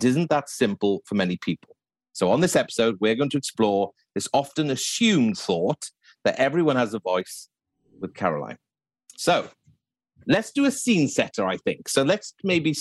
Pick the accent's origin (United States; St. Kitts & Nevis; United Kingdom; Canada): United Kingdom; West Wales; I was brought up in West Wales